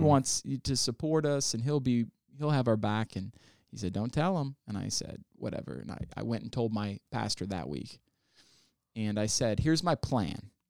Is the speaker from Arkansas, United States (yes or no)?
yes; Northwest Arkansas, United States; also born or lived in Kalamazoo, Michigan / Texas / Oklahoma; now in Columbus, United States; I spent most of my life in Northwest Arkansas